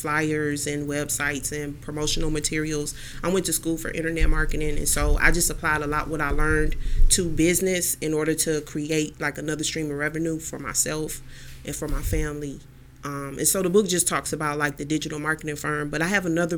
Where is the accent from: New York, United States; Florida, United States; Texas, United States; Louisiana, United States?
Texas, United States; Houston; now in Cleveland, United States; I'm from Houston, Texas